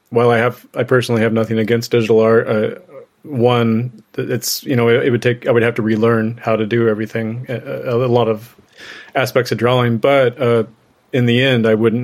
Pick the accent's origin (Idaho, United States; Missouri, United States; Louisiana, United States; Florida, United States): Missouri, United States; Northwest; also born or lived in Chicago; I grew up in Northwest Missouri